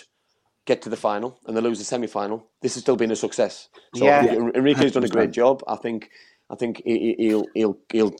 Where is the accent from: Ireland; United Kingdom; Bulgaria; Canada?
United Kingdom; England; I'm as an Englishman and a proud Englishman